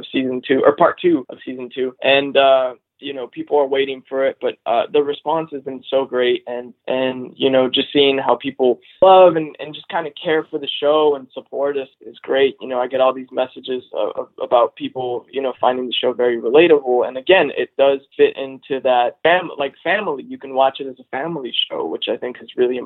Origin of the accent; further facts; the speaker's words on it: Los Angeles, California, United States; I grew up in Los Angeles